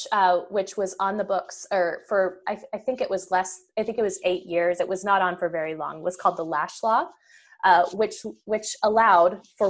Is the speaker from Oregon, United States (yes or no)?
yes; Oregon, United States; now in California, United States; my husband and I, our family lives in California now, and we've lived here for the most part off and on for almost 20 years, I grew up in the Pacific Northwest. So I grew up in the state of Oregon. That's where I spent my formative years.